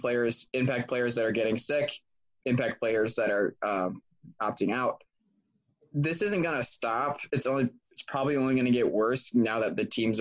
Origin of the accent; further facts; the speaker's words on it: Binghamton, New York, United States; I am from Binghamton